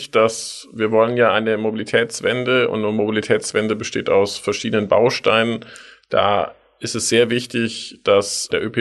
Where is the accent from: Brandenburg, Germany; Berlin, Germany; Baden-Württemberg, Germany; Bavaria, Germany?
Baden-Württemberg, Germany; Tübingen; Ich bin in Tübingen aufgewachsen. Da gab es den 5-Minuten-Bustakt und wir sind nur Bus gefahren.